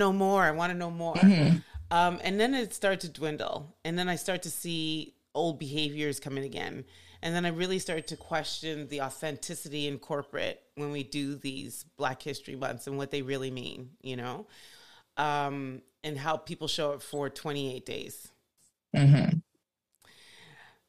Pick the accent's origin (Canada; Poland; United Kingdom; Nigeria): Nigeria; moved away; I'm from like the sixth most populous country on the planet.